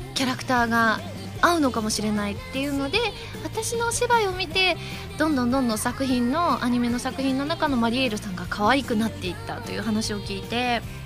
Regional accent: Osaka, Japan; 地元大阪

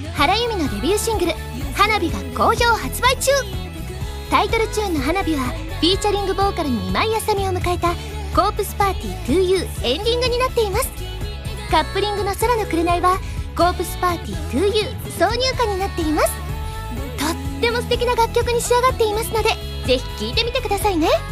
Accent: Osaka, Japan; moved away; 大阪出身

